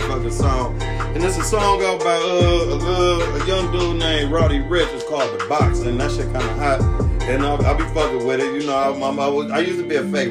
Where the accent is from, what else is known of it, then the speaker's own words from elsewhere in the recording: Cleveland, Ohio, United States; I'm from Cleveland too